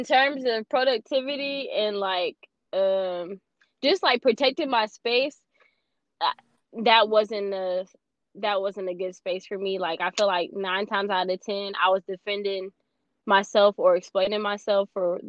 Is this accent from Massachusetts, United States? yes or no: no; Houston, Texas, United States; I'm from Houston